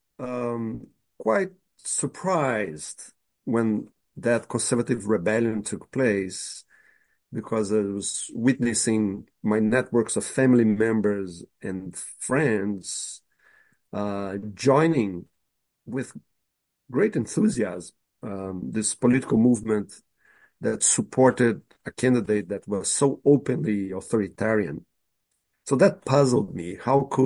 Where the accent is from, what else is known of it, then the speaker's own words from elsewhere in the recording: Brazil; moved away; my positionality as a white middle-class man when I grew up in Brazil